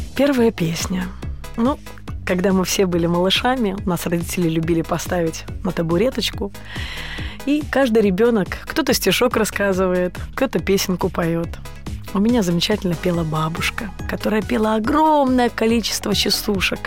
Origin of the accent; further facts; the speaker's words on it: Mogilev Region, Belarus; moved away as an adult; now in Saint Petersburg, Russia; Я родом из Белоруссии, а жизнь меня привела в Петербург